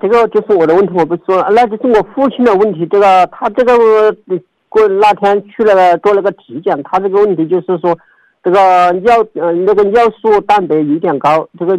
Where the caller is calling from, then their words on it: Shaanxi, China; 我是陕西的听众。我听了你的广播有一两年了